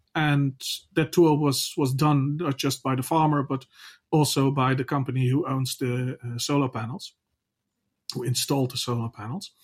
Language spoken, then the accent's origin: English; Netherlands; I'm from the Netherlands